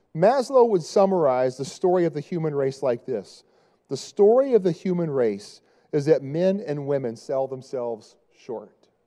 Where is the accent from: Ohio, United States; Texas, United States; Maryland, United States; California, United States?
Texas, United States; Dallas; moved away; I'm from Dallas